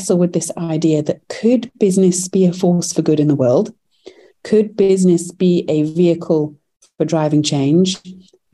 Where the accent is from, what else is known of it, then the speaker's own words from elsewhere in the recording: United Kingdom; moved away as an adult; now in United States; Our first company we launched in the UK, actually, as I'm British